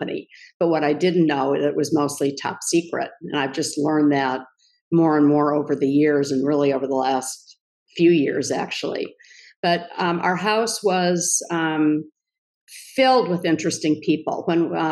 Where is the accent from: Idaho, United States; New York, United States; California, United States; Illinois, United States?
Illinois, United States; Kenilworth; I grew up outside Chicago in Kenilworth, Illinois